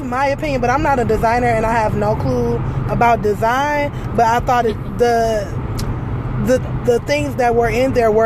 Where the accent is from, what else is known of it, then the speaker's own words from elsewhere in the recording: Detroit, Michigan, United States; we're from Detroit